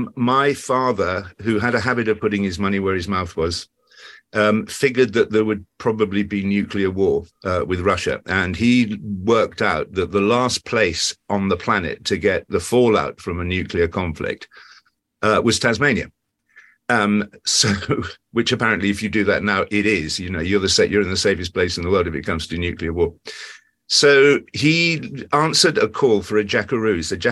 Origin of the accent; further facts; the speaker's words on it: England, United Kingdom; But I'm not, and I am terribly English. Although 50% Yorkshire, so I'm a bit of a mongrel.